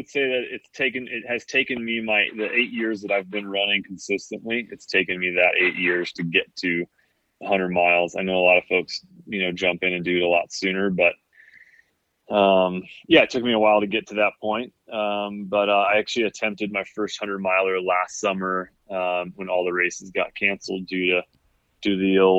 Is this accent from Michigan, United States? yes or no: yes; Kalamazoo, Michigan, United States; there was definitely green space around us growing up in Kalamazoo.